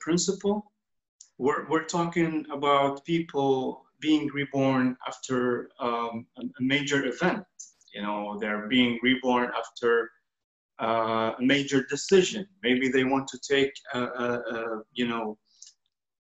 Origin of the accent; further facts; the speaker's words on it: Kuwait; I was born and reborn in Kuwait.